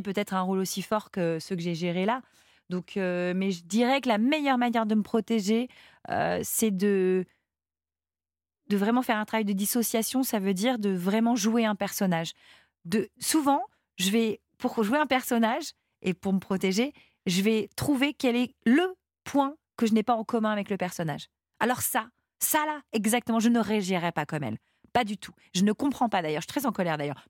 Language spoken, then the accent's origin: French; France; je suis française